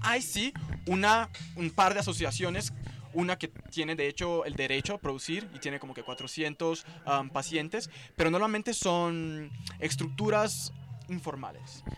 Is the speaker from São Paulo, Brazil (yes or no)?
yes; São Paulo, Brazil; Spanish is a second language; Yo soy de São Paulo.